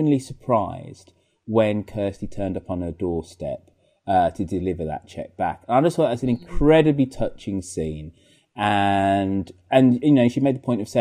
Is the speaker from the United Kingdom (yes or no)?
yes; United Kingdom; being British